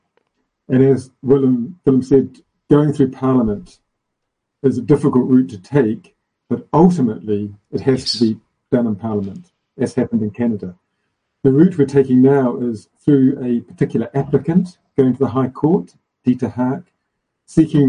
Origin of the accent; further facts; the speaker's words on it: South Africa; my home country, South Africa